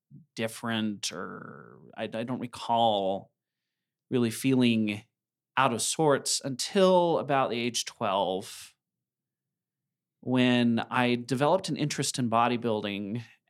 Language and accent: English; Idaho Falls, Idaho, United States; I was raised by farmers in Idaho Falls, just on the outskirts of Idaho Falls. It's in town now, but at the time it was a farming area